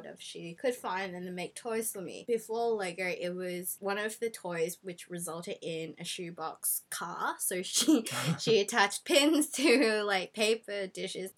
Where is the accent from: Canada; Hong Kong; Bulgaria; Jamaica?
Hong Kong; So I grew up in Hong Kong